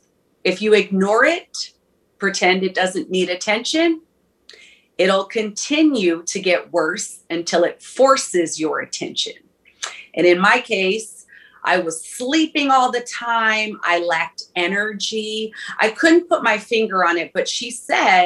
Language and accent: English; Minneapolis, Minnesota, United States; I'm from Minneapolis